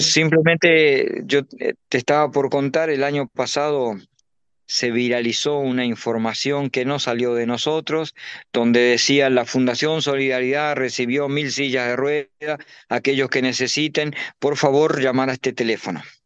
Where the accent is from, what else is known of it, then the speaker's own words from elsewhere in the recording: Uruguay; now in Paraguay; soy uruguayo con nacido en Uruguay, pero eh, vivo hace muchos años en Paraguay